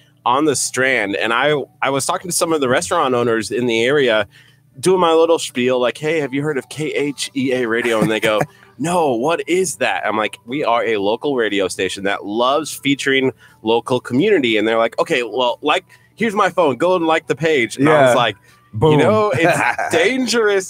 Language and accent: English; Nebraska, United States; I'm from Nebraska